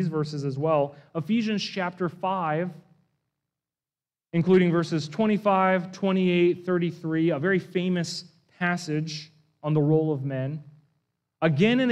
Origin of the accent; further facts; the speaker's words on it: East Coast, United States; moved away; I come from the East Coast, where I live within really just an hour of dozens of Civil War battlefields. And so that was such a hobby and a subculture of where I grew up